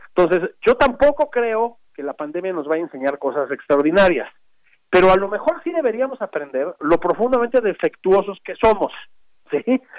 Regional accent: Mexico; todos somos mexicanos

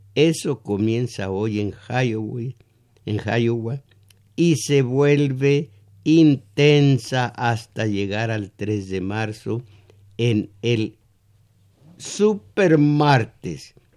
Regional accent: Mexico; eran mexicanos, éramos mexicanos

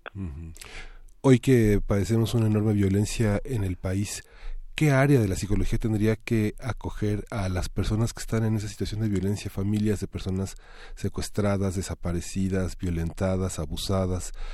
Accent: Mexico; somos mexicanos

